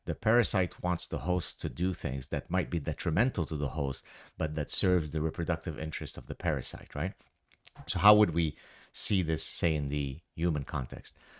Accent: Lebanon; moved away; growing up in Lebanon

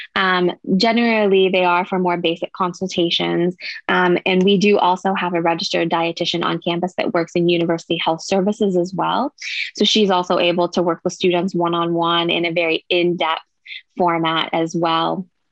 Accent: Pittsburgh, Pennsylvania, United States; moved away as an adult; now in Austin, United States; I'm actually from the Pittsburgh, Pennsylvania area

